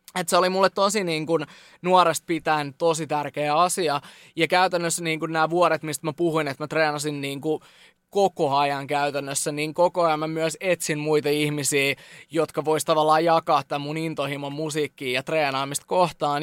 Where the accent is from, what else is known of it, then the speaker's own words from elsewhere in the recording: Jyväskylä, Central Finland, Finland; Me ollaan Jyväskylästä ja nyt me ollaan yhtäkkiä Lontoos.